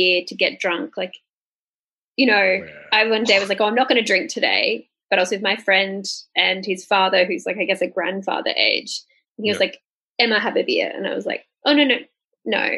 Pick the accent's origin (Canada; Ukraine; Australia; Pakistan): Australia; I'm Australian